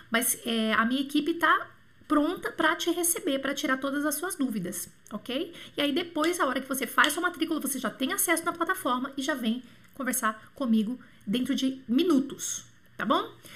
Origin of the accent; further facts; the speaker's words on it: Bauru, São Paulo, Brazil; moved away; also born or lived in Montreal; pertinho lá de Bauru, da minha cidade natal